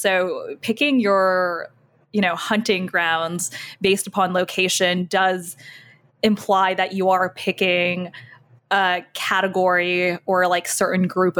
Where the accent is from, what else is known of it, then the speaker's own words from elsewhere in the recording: Bay Area, California, United States; now in New York, United States; So I'm from the Bay Area, right?